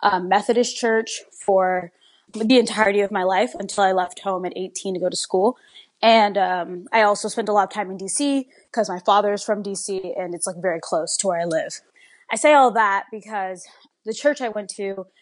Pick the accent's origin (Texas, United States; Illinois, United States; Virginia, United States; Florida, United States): Virginia, United States; Alexandria; I grew up in the Washington, D.C. metropolitan area, specifically in Alexandria, Virginia